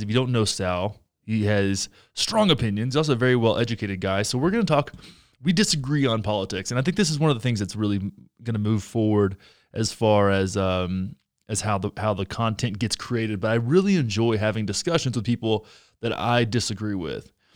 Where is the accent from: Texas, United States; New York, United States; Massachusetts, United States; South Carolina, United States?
Texas, United States; I grew up in Texas